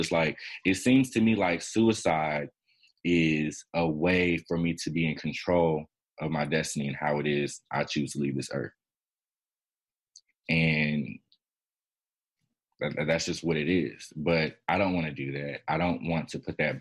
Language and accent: English; Chicago, Illinois, United States; also born or lived in Miami, Florida